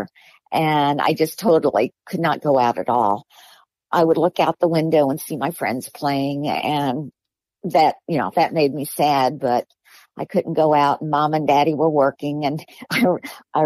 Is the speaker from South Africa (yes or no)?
no; Miami, Florida, United States; I was born in Miami. I lived in a small little house with my mama and my dad and two siblings.